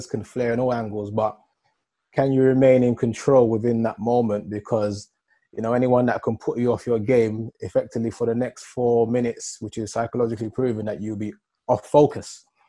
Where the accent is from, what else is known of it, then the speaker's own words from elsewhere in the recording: Wood Green, London, United Kingdom; So I grew up in North London, Wood Green. I went to school, the Bromfield School, secondary school.